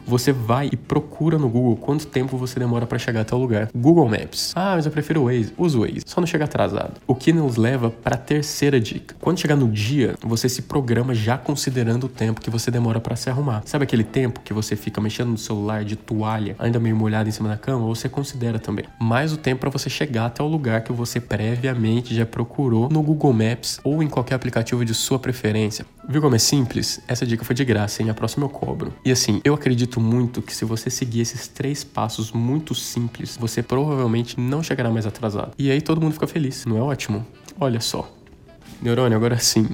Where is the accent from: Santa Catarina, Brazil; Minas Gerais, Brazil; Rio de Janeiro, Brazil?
Minas Gerais, Brazil; moved away as an adult; now in São Paulo, Brazil; eu sou de Minas, que eu moro em São Paulo faz uns seis anos